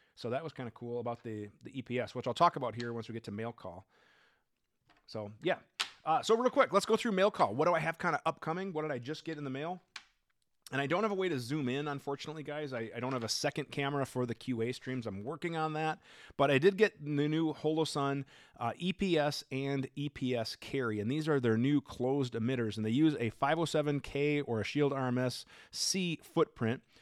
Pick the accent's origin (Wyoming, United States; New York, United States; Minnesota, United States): Minnesota, United States; I'm from Minnesota